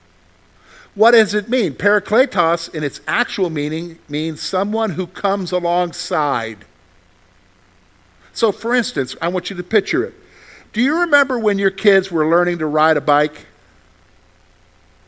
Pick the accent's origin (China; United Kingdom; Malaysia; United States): United States; South Carolina; moved away; I'm from South Carolina